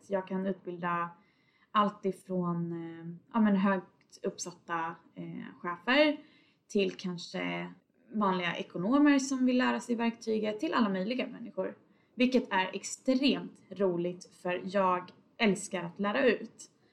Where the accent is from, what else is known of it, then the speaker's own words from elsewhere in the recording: Tidaholm, Västra Götaland, Sweden; moved away as an adult; now in Stockholm, Sweden; jag bosatte mig hos mina föräldrar i Tidaholm där jag kommer ifrån